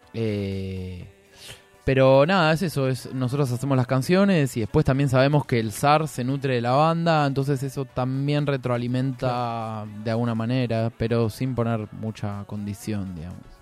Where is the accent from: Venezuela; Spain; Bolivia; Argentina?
Argentina; Buenos Aires; nosotros somos una banda porteña